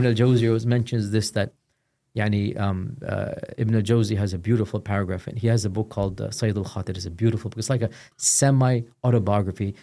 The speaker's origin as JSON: {"language": "English", "town": "Houston", "region": "Texas", "country": "United States", "tie": "born or raised there", "moved": "as an adult"}